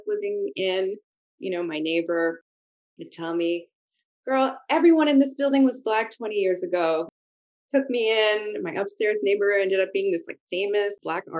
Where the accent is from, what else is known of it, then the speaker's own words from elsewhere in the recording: Montreal, Quebec, Canada; also born or lived in Halifax, Nova Scotia; growing up in Montreal